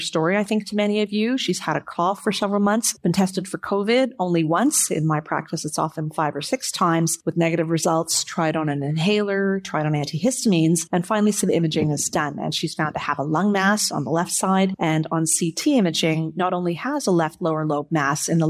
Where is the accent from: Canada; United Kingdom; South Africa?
Canada; as a Canadian